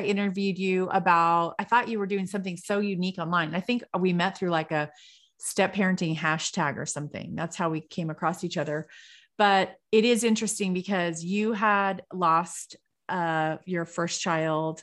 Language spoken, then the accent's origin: English; California, United States; I'm from California